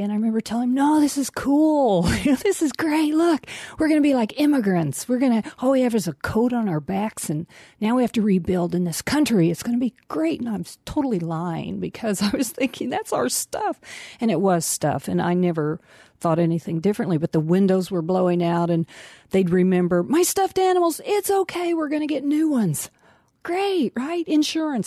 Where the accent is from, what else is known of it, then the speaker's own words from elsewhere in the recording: Tornado Alley, United States; now in Marlborough, United States; I grew up in Tornado Alley.